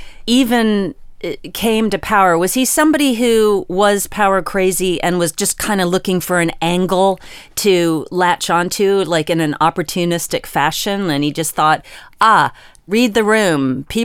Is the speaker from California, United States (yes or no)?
no; Virginia, United States; You know, I am from Virginia. Did you know that? I'm not from West Virginia. That is a different state.